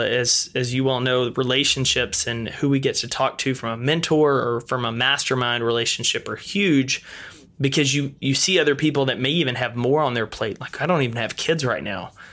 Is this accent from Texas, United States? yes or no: yes; East Texas, United States; I grew up in East Texas, a small town of about thirteen thousand people